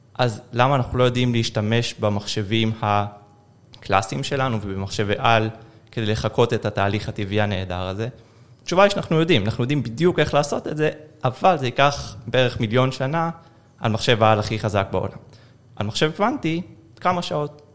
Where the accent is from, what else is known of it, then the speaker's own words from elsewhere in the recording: Haifa, Haifa District, Israel; moved away; בחיפה, mm-hmm. אני חיפאי גולה